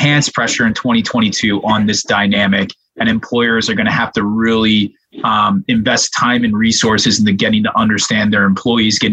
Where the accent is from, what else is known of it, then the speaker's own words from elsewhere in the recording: Pennsylvania, United States; my home state of Pennsylvania